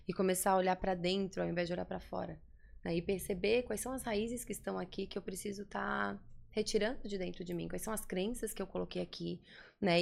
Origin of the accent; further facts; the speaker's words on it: Florianópolis, Santa Catarina, Brazil; also born or lived in New Jersey, United States; Aqui em Floripa, nasci em Floripa, sou daqui.